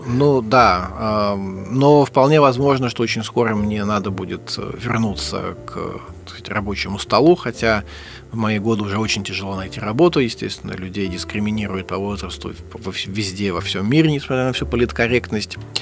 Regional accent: Saint Petersburg, Russia; Я вырос э, в Санкт-Петербурге, в Ленинграде

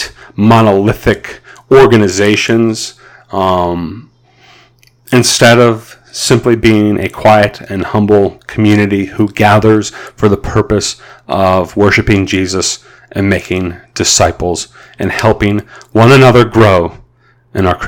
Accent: United States

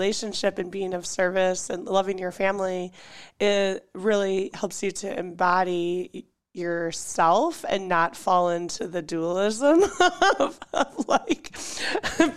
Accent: Iowa, United States; growing up in Iowa on a little farm

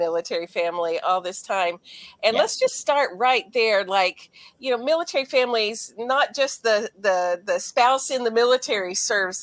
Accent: Florida, United States; moved away; I grew up in Florida, and I never felt down in January growing up in Florida

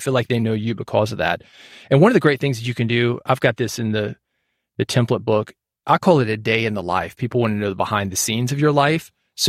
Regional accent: Nashville, Tennessee, United States; I'm from Nashville.

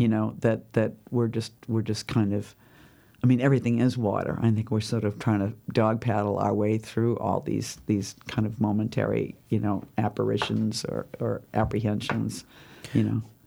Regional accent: Boston, Massachusetts, United States; accent: Boston; moved away; also born or lived in New York City / Southern California; people would h, pick up on my accent instantly and think that, you know, like, whatever feelings they had about Boston

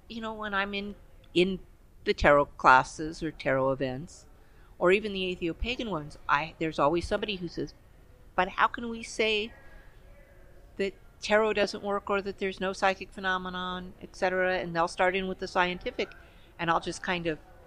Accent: Los Angeles, California, United States; I grew up in the East Los Angeles computer lab

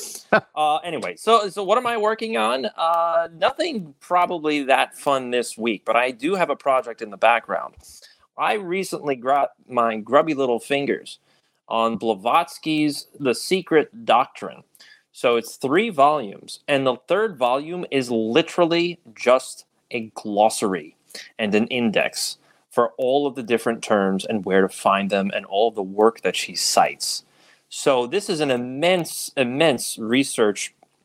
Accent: Cold Spring Harbor, New York, United States; Cold Spring Harbor Laboratory. My hometown

